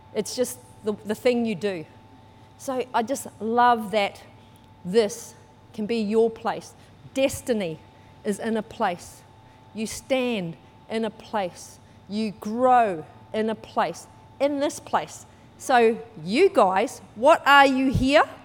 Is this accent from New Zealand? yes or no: yes; New Zealand; moved away; I was brought up in New Zealand. You might be able to tell by my accent